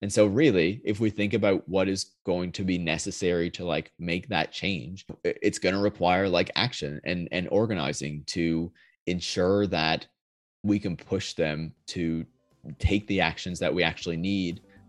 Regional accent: Canada; I'm not based in DC either. Like I'm Canadian

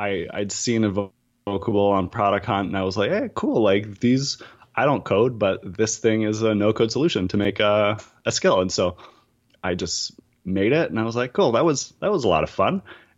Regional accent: East Coast, United States; I'm from the East Coast, so we tell long stories that just start like several years in the past.

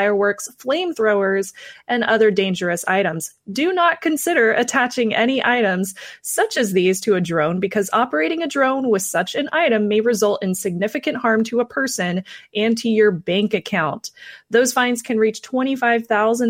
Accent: Midwest, United States; I'm from the Midwest, so I'm very familiar with Hy-Vee

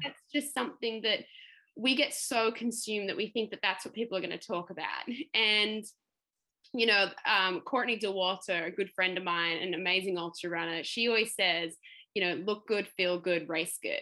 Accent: Melbourne, Victoria, Australia; I'm from Melbourne and not used to the Sunshine Coast heat

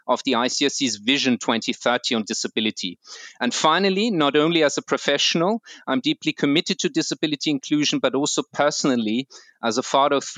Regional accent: Vienna, Austria; I'm Austrian. I was born and raised in Vienna

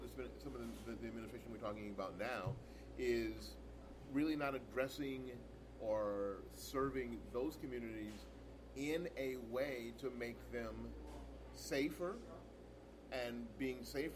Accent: Tampa, Florida, United States; I've been in the 33605 pretty much my whole life, except for my time away at university. This has been my zip code my whole life.

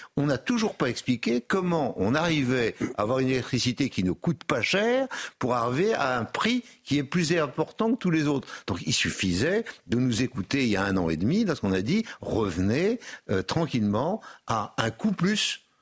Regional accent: Brittany, France; moved away; j'ai été dans ma Bretagne natale

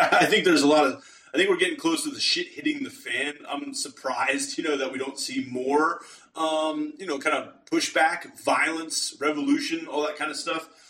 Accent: Pittsburgh, Pennsylvania, United States; I'm from the Pittsburgh area, Western Pennsylvania.

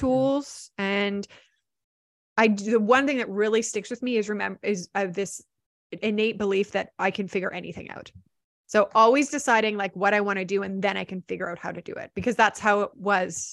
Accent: Vancouver, British Columbia, Canada; I'm actually from Vancouver.

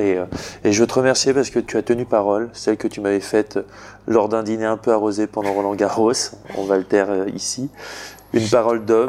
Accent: Bourg-en-Bresse, Auvergne-Rhône-Alpes, France; je viens de Bourg-en-Bresse

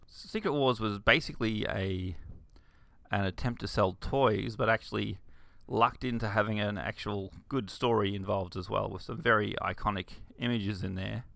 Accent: Bundaberg, Queensland, Australia; I grew up in Bundaberg, which is a small rural town in Queensland, Australia.

